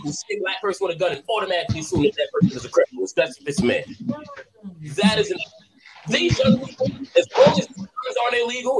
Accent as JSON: {"language": "English", "town": "Portsmouth", "region": "Virginia", "country": "United States", "tie": "born or raised there", "also_born_or_lived": "Deep South", "said": "I'm from Portsmouth, VA"}